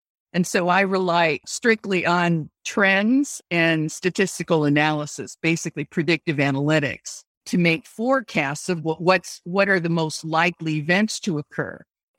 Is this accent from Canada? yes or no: no; Japan; Whether it was my background of growing up in Japan and then experiencing the Vietnam War through my father's work